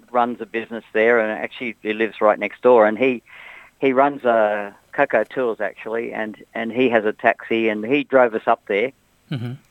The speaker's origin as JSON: {"language": "English", "country": "Australia", "said": "At the end of the day, we thought, well, we're from Australia."}